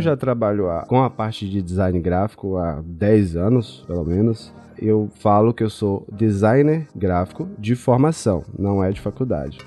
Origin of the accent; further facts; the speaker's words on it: Feira de Santana, Bahia, Brazil; Eu sou de Feira de Santana, no interior da Bahia. Moro aqui no interiorzão da Bahia